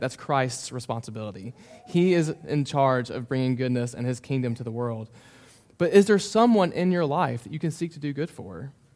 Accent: Memphis, Tennessee, United States; moved away as an adult; also born or lived in Mississippi; now in Bowling Green, United States; I grew up in Memphis

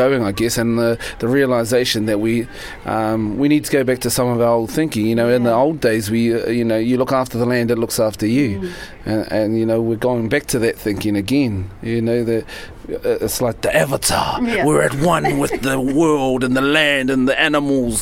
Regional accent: Tolaga Bay, Gisborne, New Zealand; Tolaga Bay, up the east coast.

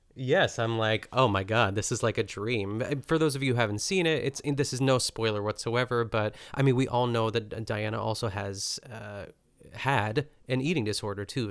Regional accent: United States; we're American

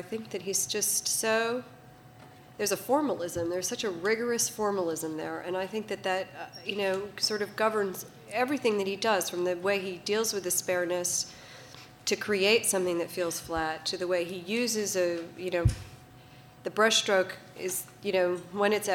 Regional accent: Maine, United States; I'm from Maine

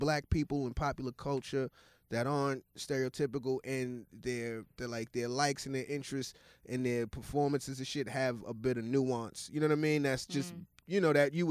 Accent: New York City, New York, United States; also born or lived in Atlanta, Georgia; I was born in Brooklyn, grew up between Brooklyn and Austin, New York

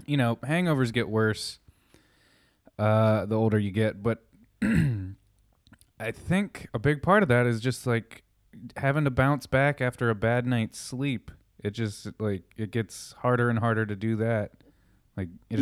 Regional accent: Pittsburgh, Pennsylvania, United States; moved away; growing up in Pittsburgh

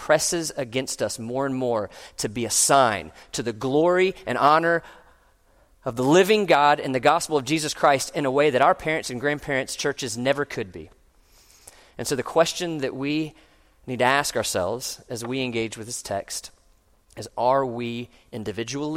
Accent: Orlando, Florida, United States; when I was growing up in Orlando

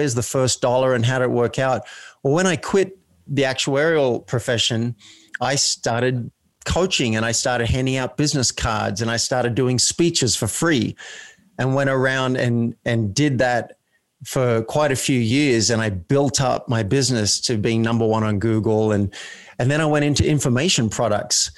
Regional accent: Australia; being Australian in a country town

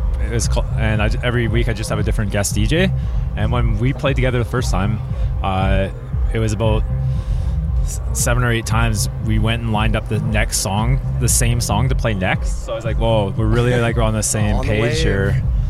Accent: Kelowna, British Columbia, Canada; moved away as an adult; now in Whistler, Canada; I grew up in BC in Kelowna, but moved there just for the winter in 2006 and just never left.

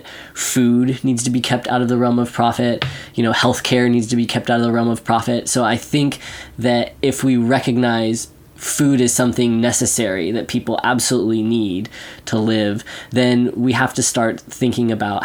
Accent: Central Valley, California, United States; I come from the Central Valley. Like, that's where a good chunk of the food in this country is produced

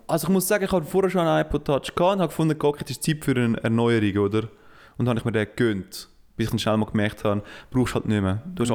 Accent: Uznach, St. Gallen, Switzerland; Ich bin in Nutznach aufgewachsen. In Nutznach gibt es Störche, das ist eine der Störchenkolonie von, äh, von der Schweiz.

